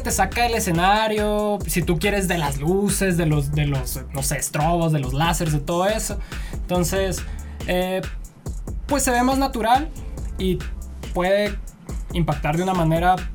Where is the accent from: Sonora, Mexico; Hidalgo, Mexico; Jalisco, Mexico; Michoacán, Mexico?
Sonora, Mexico; Ciudad Obregón; born or raised there; moved away